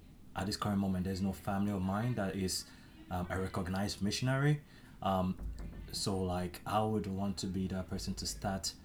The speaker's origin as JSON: {"language": "English", "country": "Nigeria", "moved": "as an adult", "lives_now": "United States", "said": "from Nigeria"}